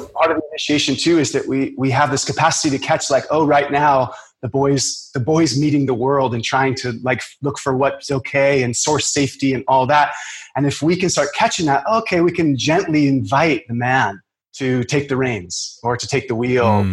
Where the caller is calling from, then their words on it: Maui, Hawaii, United States; I'm calling in from Maui.